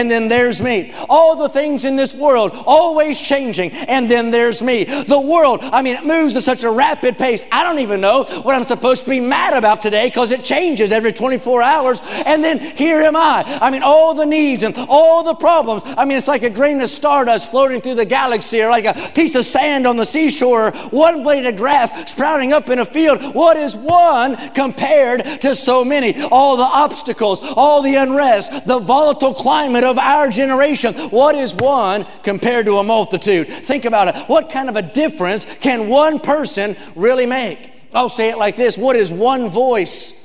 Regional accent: West Virginia, United States; now in California, United States; I grew up in a town with just 2,000 people.

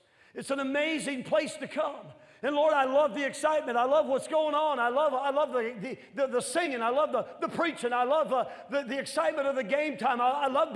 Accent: northern Midwest, United States; I'm from the north, and I'm from the Midwest northern part

